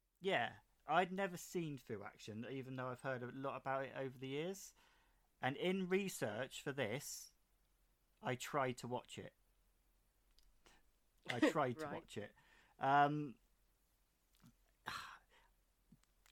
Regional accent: England, United Kingdom; I'm English

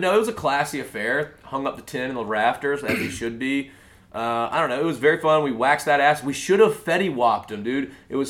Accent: South Alabama, United States; my hometown South Alabama Jags

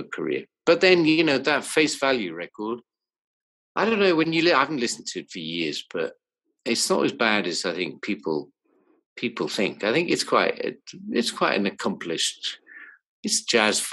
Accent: Newcastle upon Tyne, North East England, United Kingdom; where I grew up in Newcastle when I was about 14

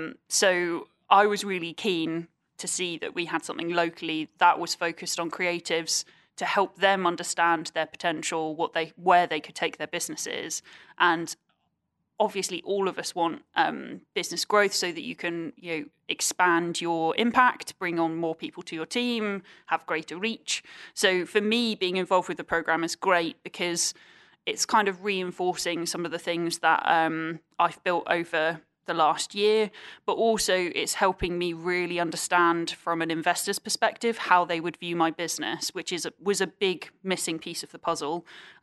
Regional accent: United Kingdom; we are very British and we don't always kind of do that.

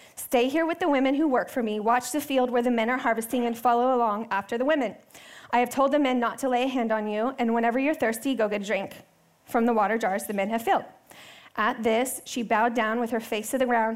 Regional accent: Texas, United States; moved away; I grew up in Texas. I love Texas. Um, and I lived in a pretty big city uh, until middle school

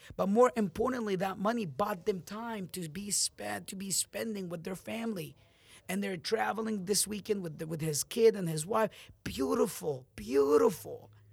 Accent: Amman, Amman Governorate, Jordan; now in United States; when I left my country, I'm from Jordan, Amman, and I moved to America on August two thousand ten.

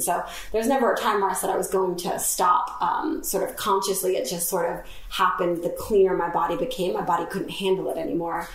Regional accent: Florida, United States; moved away as an adult; now in London, United Kingdom; I'm from Florida, and I was living in Florida

